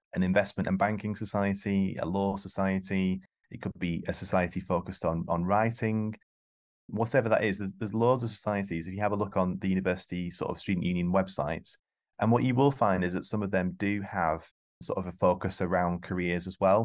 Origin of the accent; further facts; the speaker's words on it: East Lancashire, North West England, United Kingdom; I grew up in East Lancashire, single parent family